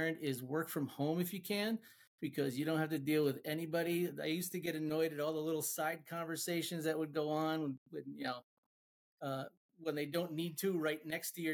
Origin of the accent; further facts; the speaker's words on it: Connecticut, United States; also born or lived in Rhode Island; I'm from Connecticut, born and raised, been living here my whole life